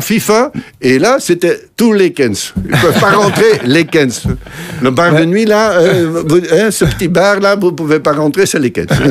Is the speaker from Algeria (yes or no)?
no; Belgium; chez nous, en Belgique